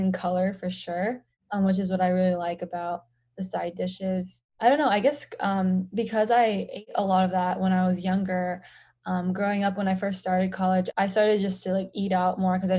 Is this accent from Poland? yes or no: no; United States; So I'm Korean, and although I was born and raised in the United States, growing up, I mostly ate Korean food at home.